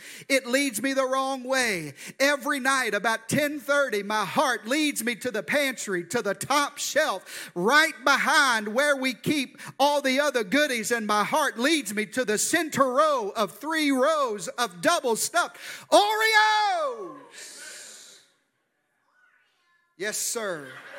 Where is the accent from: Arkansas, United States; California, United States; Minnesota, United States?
Arkansas, United States; I'm from the deep South. I'm from Arkansas. That's where this good accent comes from. And in the deep South, we have a unique spiritual gift